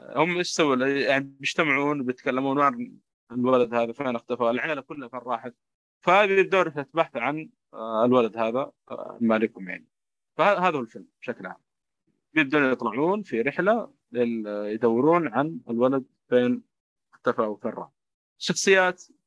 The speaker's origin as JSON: {"language": "Arabic", "country": "Saudi Arabia", "said": "عندنا في السعوديه"}